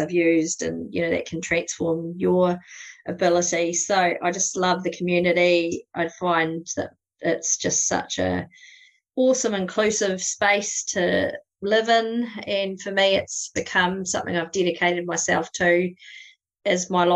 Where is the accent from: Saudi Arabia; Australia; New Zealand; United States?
New Zealand; South Canterbury and Tekapo; accent: New Zealand; I kind of grew up around this area as well, around South Canterbury and Tekapo.